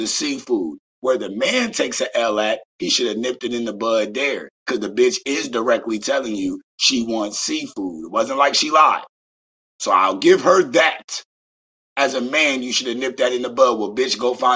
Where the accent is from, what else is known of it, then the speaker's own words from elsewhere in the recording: Beaufort, South Carolina, United States; I am from the South. Shout out to Beaufort, South Carolina.